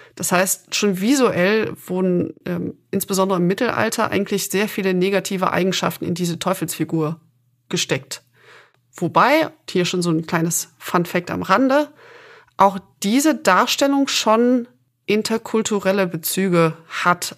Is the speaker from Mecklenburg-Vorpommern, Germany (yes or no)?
no; Aachen, North Rhine-Westphalia, Germany; Ich bin gebürtige Aachenerin